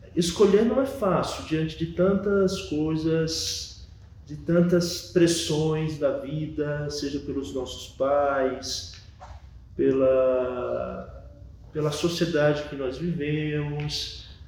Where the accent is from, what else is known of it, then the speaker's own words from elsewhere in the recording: Bahia, Brazil; also born or lived in São Paulo; sou nascido em São Paulo, mas meus pais são nordestinos da Bahia. E aí, quando eu era muito pequeno, em torno de 6, 7 anos de idade, eu me mudei de São Paulo para Bahia